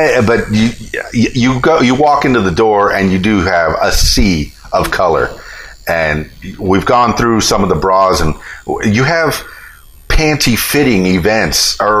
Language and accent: English; Florida, United States; I'm from the Florida Keys, and we had lots of nude beaches on there